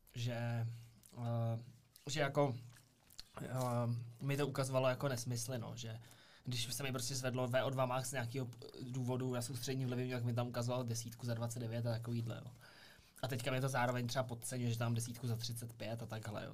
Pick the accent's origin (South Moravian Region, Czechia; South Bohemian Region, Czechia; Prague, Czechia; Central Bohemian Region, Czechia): Central Bohemian Region, Czechia; Brdy; u nás v Brdech